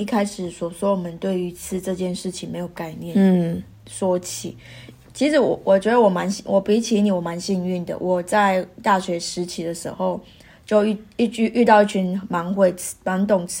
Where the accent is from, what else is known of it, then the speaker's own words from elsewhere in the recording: Taiwan; now in Australia; 台湾，所以我